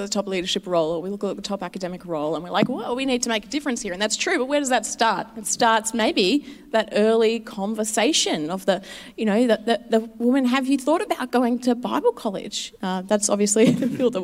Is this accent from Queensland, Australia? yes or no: no; Sydney, New South Wales, Australia; moved away as an adult; now in Melbourne, Australia; I grew up in Sydney. I came to Melbourne 6 years ago for a job here at City on a Hill